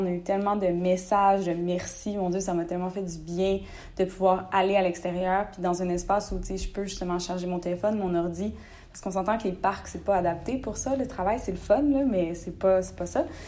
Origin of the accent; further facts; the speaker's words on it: Rimouski, Quebec, Canada; moved away as an adult; also born or lived in Gaspésie; now in Montreal, Canada; je suis née en Gaspésie, j'ai grandi à Rimouski, j'habite maintenant à Montréal